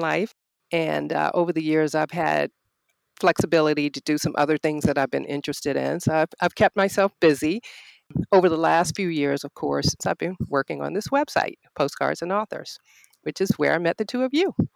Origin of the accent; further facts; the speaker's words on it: Norfolk, Virginia, United States; also born or lived in Arlington, Virginia; now in Richmond, United States; I am a native Virginian. I was born in Norfolk and I currently live in Richmond